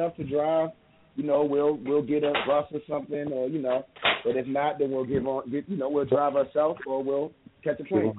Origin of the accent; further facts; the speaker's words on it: Annapolis, Maryland, United States; We're all from Maryland. I'm from Annapolis, Maryland.